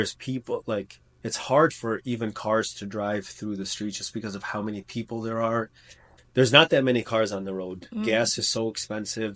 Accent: United States; I'm from the States.

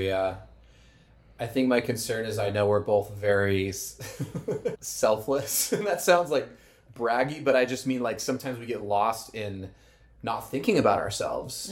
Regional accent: Arizona, United States; moved away; I'm from Arizona

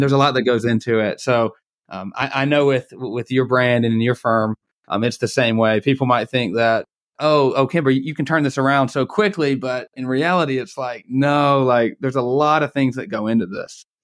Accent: Atlanta, Georgia, United States; I'm from the Atlanta area

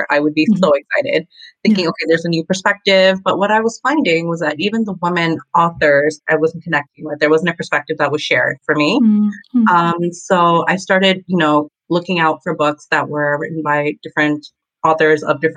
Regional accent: Toronto, Ontario, Canada; I am from Toronto

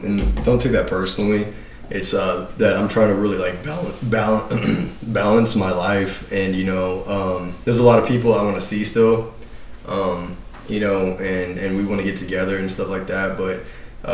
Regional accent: Texas, United States; also born or lived in Destin, Florida; we're from Texas.

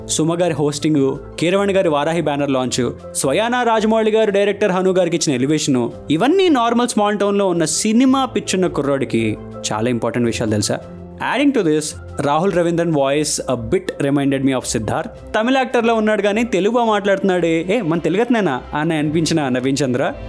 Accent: Tanuku, Andhra Pradesh, India; మా ఊరు తణుకు నుండి భీమవరం కాలేజ్కి వెళ్ళే టైంలో

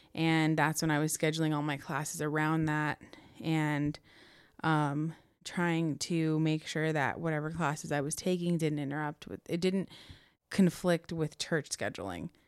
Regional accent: Chino, California, United States; also born or lived in Corona, California; So we moved from Chino all the way to Corona

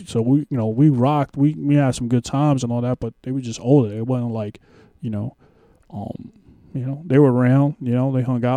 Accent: New York City, New York, United States; I grew up in Spanish Harlem, but on Pleasant Avenue

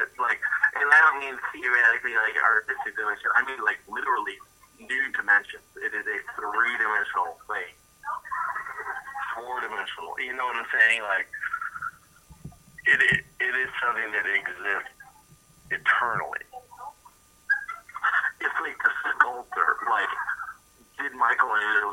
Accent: Wales, United Kingdom; I'm Welsh

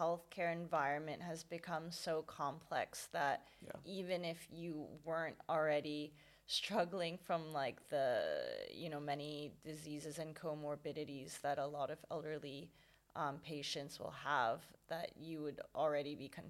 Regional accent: Hong Kong; growing up being from Hong Kong

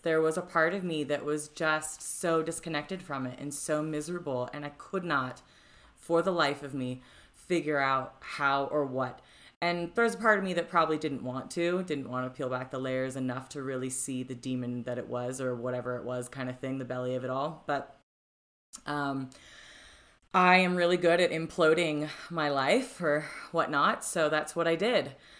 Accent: Florida, United States; moved away as an adult; now in Denver, United States; I'm from Florida, which you know, not necessarily known for its youth

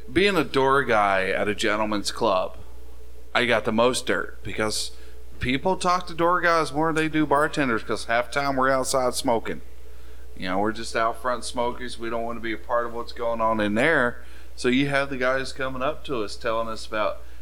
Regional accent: the South, United States; now in Duluth, United States; I grew up in the South

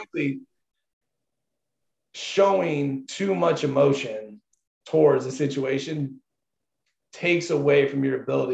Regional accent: Zionsville, Indiana, United States; I grew up in Zionsville.

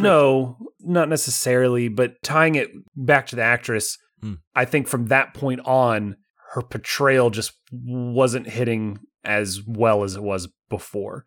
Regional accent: United States; I'm an American.

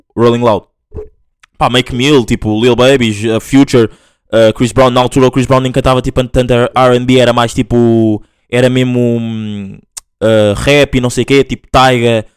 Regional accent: Angola; moved away; eu sou mesmo full angolano, tipo, nasci lá

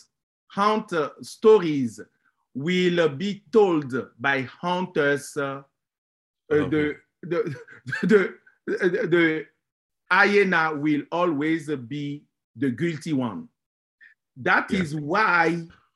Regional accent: Benin; moved away; I am from Benin

